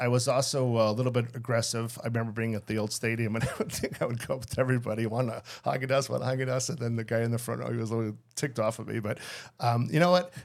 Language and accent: English; Skokie, Illinois, United States; I grew up there in Skokie